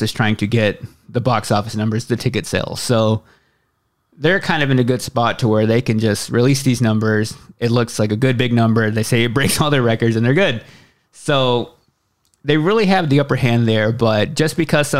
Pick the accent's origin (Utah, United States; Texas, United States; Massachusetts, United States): Texas, United States; Waxahachie; moved away; my hometown of Waxahachie, Texas, which is about 30 miles south of Dallas, and a place that I haven't been back to in quite a while